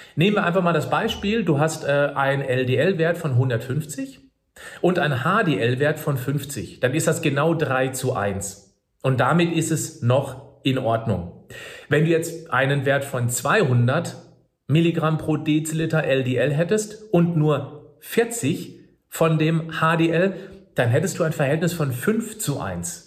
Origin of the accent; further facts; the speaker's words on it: Germany; bei uns in Deutschland